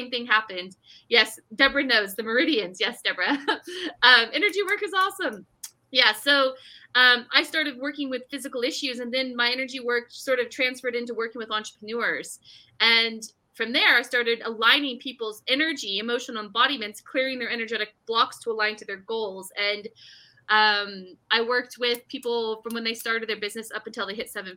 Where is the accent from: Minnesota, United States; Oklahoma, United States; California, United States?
California, United States; Bay Area; moved away; I'm from California originally. We lived in the Bay Area